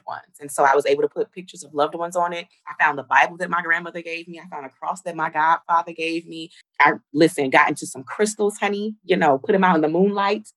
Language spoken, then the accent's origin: English; New Jersey, United States; I'm from Jersey